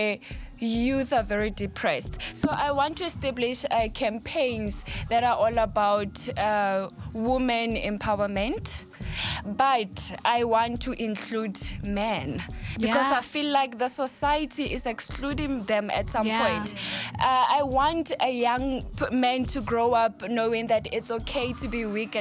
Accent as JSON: {"language": "English", "town": "Taung", "region": "North West", "country": "South Africa", "tie": "born or raised there", "also_born_or_lived": "Bram Fischer, Soweto", "moved": "yes", "lives_now": "Johannesburg, South Africa", "said": "I grew up in a rural area called Taung, and then I moved to the side."}